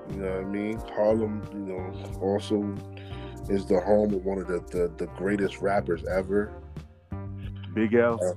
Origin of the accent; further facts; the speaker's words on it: Jamaica; I'm, I'm Jamaican